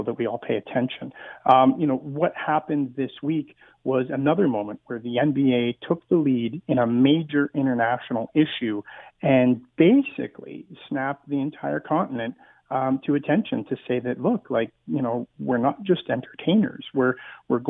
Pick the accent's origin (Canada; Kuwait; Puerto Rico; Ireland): Canada; Burlington, Ontario; now in Toronto, Canada; where I grew up in Burlington, and where I am now in Toronto